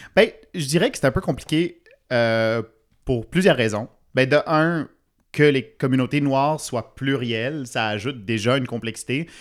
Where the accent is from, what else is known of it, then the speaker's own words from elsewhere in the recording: Ontario, Canada; now in Montreal, Canada; je suis franco-ontarien